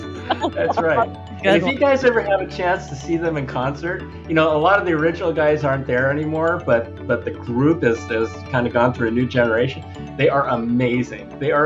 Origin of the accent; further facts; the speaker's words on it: United States; as an American, as a Japanese American